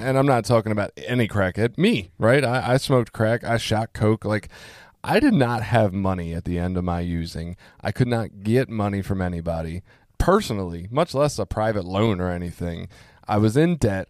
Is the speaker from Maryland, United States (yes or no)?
yes; Baltimore, Maryland, United States; also born or lived in Cecil County; I grew up in Baltimore